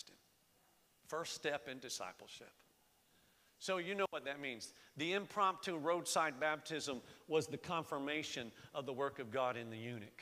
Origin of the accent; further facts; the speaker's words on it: Florida, United States; now in Lehigh Valley, United States; I was born and raised in Florida.